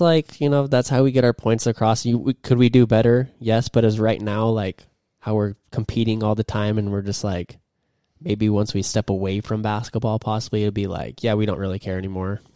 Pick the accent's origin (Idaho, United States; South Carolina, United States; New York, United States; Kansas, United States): Idaho, United States; moved away as an adult; now in Germany; I'm from Idaho. Super proud to be from there.